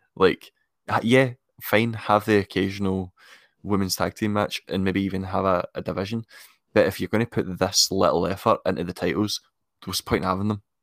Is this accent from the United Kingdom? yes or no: yes; Scotland, United Kingdom; I'm I'm Scottish